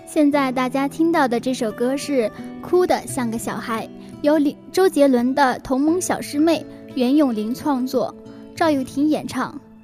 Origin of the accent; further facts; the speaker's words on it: the North, northern China, China; 其实我是一个北方人